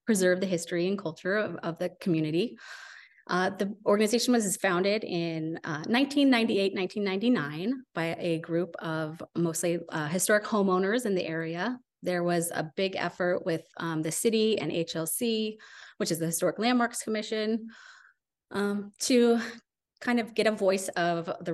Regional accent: Astoria, Oregon, United States; also born or lived in Vermont; I was born and raised here in Astoria

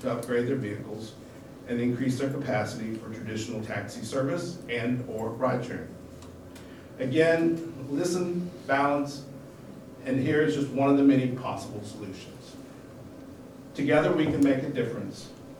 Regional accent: Alabama, United States; born there; also born or lived in mid-Atlantic / Portland; now in Astoria, United States; That said, I was born in Alabama, lived in the mid-Atlantic in my early adult years, and moved to Portland about 12 years ago.

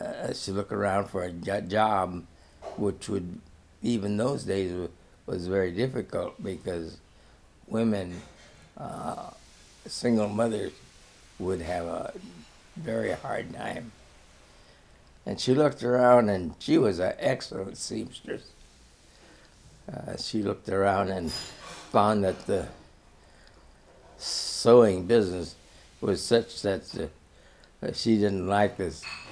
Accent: Hong Kong; born there; Well, my mother separated, I was born in Hong Kong. She fled to Hong Kong.

